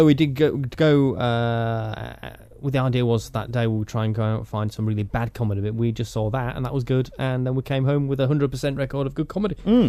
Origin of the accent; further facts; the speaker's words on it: Yorkshire and the Humber, United Kingdom; I'm from Yorkshire.